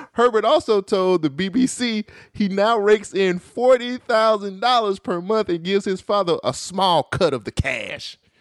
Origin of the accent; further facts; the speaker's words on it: United States; I'm American